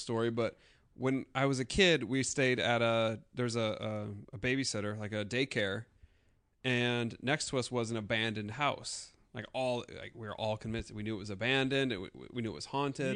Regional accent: South Dakota, United States; moved away; I'm always constantly the only person from South Dakota that anybody has ever

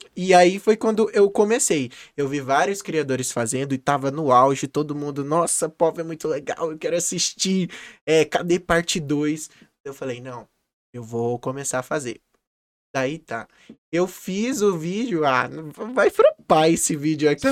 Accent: Campo Grande, Mato Grosso do Sul, Brazil; nascido e criado aqui em Campo Grande, a minha terra natal.

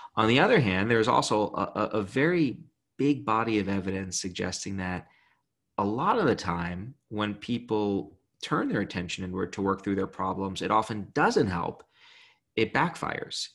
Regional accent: Brooklyn, New York, United States; I grew up in Brooklyn.

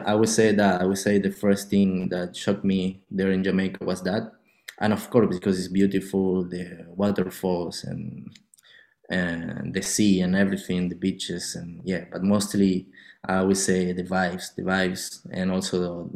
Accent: Argentina; I'm coming from Argentina.

